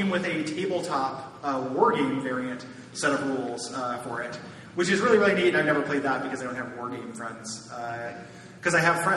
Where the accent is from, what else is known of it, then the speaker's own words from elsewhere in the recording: DeKalb, Illinois, United States; I am from DeKalb, Illinois, about an hour west of Chicago